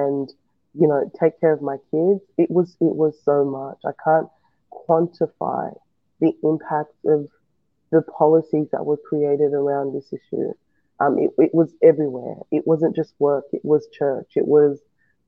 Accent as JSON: {"language": "English", "country": "Australia", "tie": "born or raised there", "also_born_or_lived": "West Africa", "said": "I've come from a West African nation. I grew up in Australia, so Australia is pretty much what I know"}